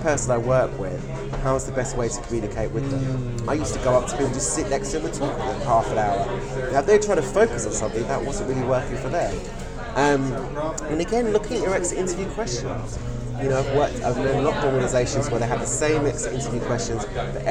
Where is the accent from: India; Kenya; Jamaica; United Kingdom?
United Kingdom; as British people